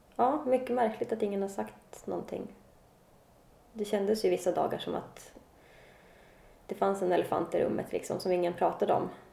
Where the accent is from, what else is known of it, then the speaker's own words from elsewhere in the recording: Luleå / Kalix, Norrbotten County, Sweden; moved away as an adult; now in Stockholm, Sweden; Jag kommer från, född i Luleå, mm. uppe i norr. Jag eh, har bott halva mitt liv i Kalix. Eh, när jag var 20 flyttade jag till Stockholm